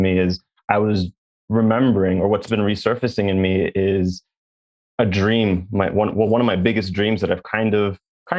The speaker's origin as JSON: {"language": "English", "country": "Jamaica", "said": "I'm Jamaican."}